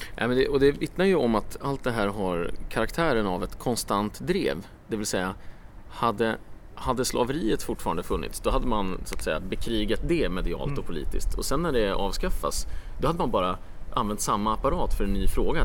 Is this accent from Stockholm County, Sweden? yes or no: yes; Stockholm, Stockholm County, Sweden; Exakt, mina hemtrakter